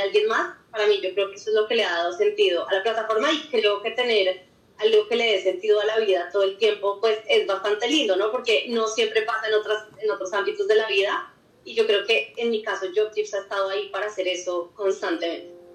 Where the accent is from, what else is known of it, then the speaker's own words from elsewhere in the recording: Bogotá, Colombia; also born or lived in Oxford; soy también bogotana, em, también estudié todo en Colombia, colegio, universidad